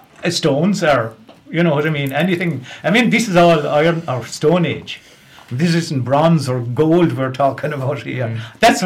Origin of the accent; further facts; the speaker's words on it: Ireland; I myself will just be talking about growing up in Lochiel.